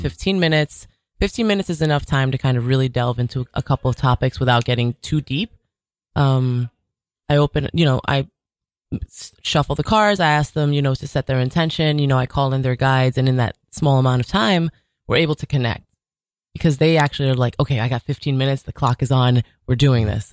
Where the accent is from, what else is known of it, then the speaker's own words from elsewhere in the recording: New York City, New York, United States; I was born and raised in Jamaica, Queens